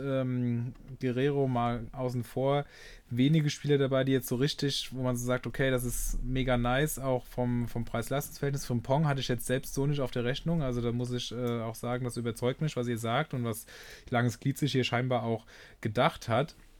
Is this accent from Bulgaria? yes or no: no; Rhineland-Palatinate, Germany; ich komme aus Rheinland-Pfalz